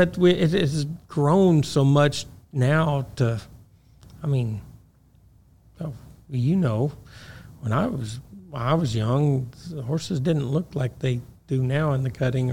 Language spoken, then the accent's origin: English; Missouri, United States; I'm from Missouri. Uh-huh. I don't even know if we have a helicopter in Missouri.